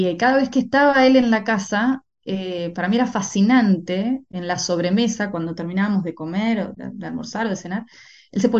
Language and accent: Spanish; Argentina; moved away; Y después cuando me fui de Argentina y, bueno, empecé con eh, mi, formación de una manera más intensiva y demás, empecé a escribir cosas mucho más maduras